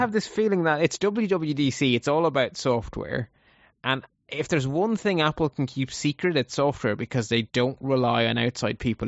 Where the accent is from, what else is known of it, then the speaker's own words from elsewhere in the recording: Ireland; Ireland is such a small country that it, there's only four million of us in total.